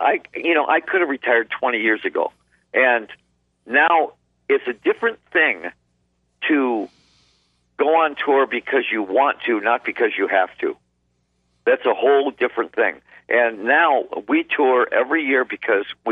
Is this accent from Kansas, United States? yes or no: no; Detroit, Michigan, United States; I was born in Detroit.